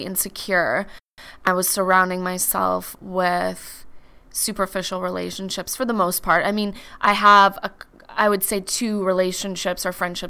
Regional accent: a small town in Manitoba, Canada; moved away as an adult; also born or lived in Vancouver, British Columbia; now in Calgary, Canada; I was born in Calgary, and then I lived in a small town in Manitoba with my mom and my brother until I left kind of after high school

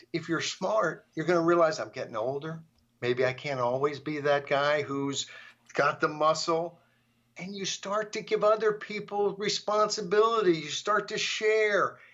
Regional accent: United States; I, as an American

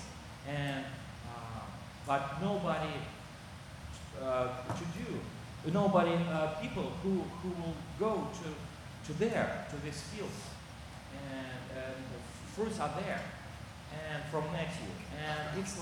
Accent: South Kazakhstan, Kazakhstan; English is a second language; moved away as an adult; also born or lived in St. Petersburg, Russia; now in Russia; Originally I came from there, from South Kazakhstan or Texas, and I moved to St. Petersburg for my study in university

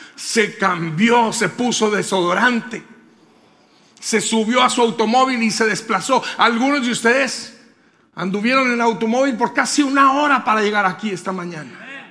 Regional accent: Colonia Hidalgo, Durango, Mexico; en un lugar que se llama Colonia Hidalgo Durango

